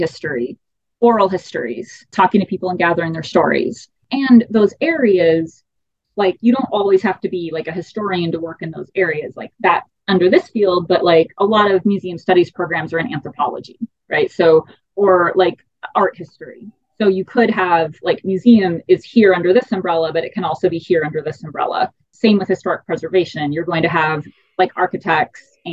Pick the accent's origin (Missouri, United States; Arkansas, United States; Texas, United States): Texas, United States; moved away as an adult; also born or lived in Maine / Arizona; growing up in Texas.